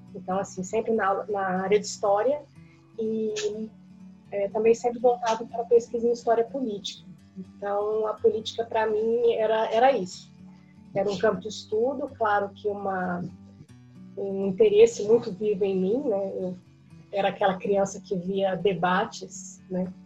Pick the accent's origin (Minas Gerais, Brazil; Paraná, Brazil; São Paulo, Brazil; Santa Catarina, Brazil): Minas Gerais, Brazil; Uberlândia; eu sou de Uberlândia, sou de Minas, né, nascida e criada